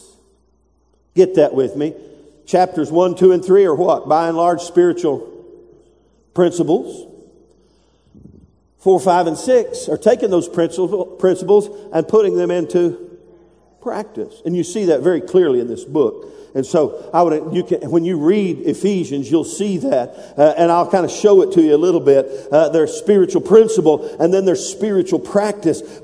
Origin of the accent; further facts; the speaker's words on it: United States; I'm an American. That's in my blood. That's in my DNA. I am American